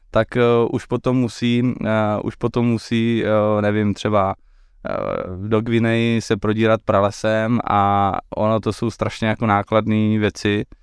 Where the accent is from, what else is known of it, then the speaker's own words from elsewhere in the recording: Silesia, Czechia; jsem se léta páně 1988. Eh, v malé výzce, uh, eh, ne, jsem ze Slezska.